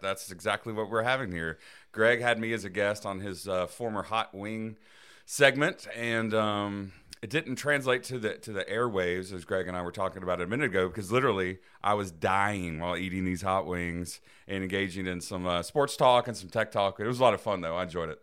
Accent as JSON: {"language": "English", "town": "Dothan", "region": "Alabama", "country": "United States", "tie": "born or raised there", "said": "I grew up in Dothan, Alabama"}